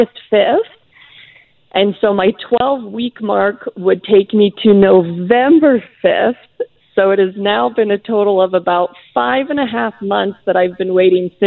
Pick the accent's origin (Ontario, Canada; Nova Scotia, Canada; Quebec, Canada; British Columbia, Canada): British Columbia, Canada; Abbotsford; moved away as an adult; also born or lived in Utah, United States; I'm originally from Abbotsford, born and raised.